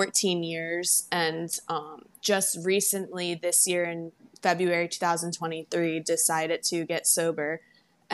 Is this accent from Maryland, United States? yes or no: yes; Baltimore, Maryland, United States; now in Naples, United States; I am from Baltimore, Maryland, and I live in Naples, Florida